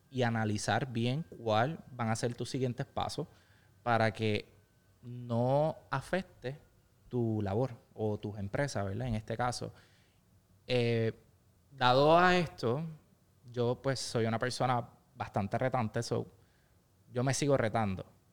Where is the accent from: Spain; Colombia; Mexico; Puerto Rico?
Puerto Rico; Ponce; Eh, cuento ya con cinco localidades ubicadas entre pueblos aledaños a mi ciudad natal de Ponce.